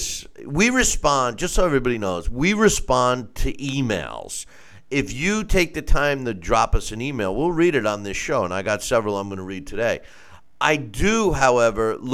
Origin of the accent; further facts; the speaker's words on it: United States; I'm an American. I'm proud to be an American